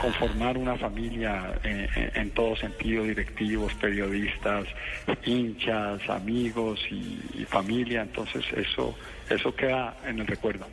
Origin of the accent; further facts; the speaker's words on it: Colombia; como colombianos